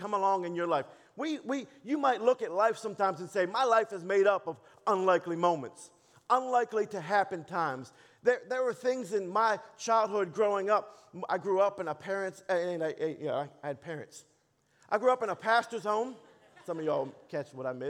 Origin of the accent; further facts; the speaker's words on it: Baltimore, Maryland, United States; also born or lived in Dallas, United States; now in Texas, United States; I was born and raised in Baltimore